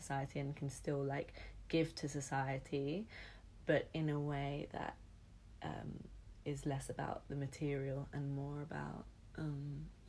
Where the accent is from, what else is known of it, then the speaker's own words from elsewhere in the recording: London, United Kingdom; I grew up in London